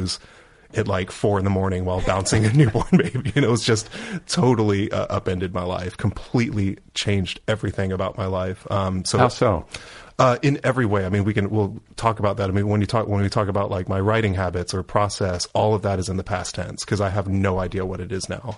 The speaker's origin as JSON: {"language": "English", "town": "The Woodlands", "region": "Texas", "country": "United States", "tie": "born or raised there", "also_born_or_lived": "Georgia / New York / Boston, Massachusetts / Somerville, Massachusetts", "moved": "as an adult", "lives_now": "El Segundo, United States", "said": "I was born there, but I grew up mostly in Houston, Texas, just outside of Houston"}